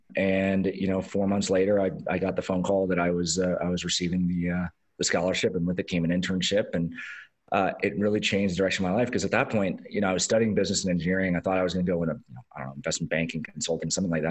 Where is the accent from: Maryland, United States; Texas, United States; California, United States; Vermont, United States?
California, United States; Los Angeles; I grew up in Los Angeles